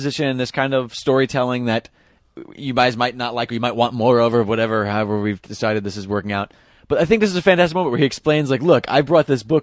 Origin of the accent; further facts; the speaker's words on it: New York, United States; I'm a New Yorker, and I was there